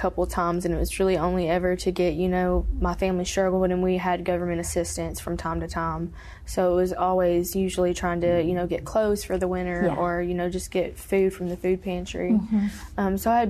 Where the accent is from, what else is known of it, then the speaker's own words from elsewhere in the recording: Alabama, United States; also born or lived in Tennessee; I'm originally from Alabama, but in my addiction, I hopped from state to state. And I lived in Tennessee whenever I was 16 with my mom.